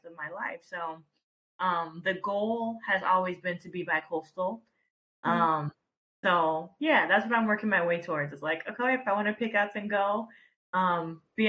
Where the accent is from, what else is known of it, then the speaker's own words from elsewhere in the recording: Atlanta, Georgia, United States; moved away as an adult; also born or lived in Texas / New York; now in Los Angeles, United States; I was raised in Georgia. And I stayed there.